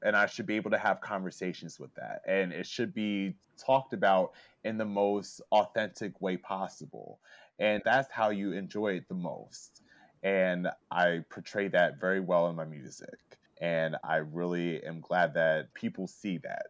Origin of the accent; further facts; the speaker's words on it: Lancaster, Pennsylvania, United States; my hometown of Lancaster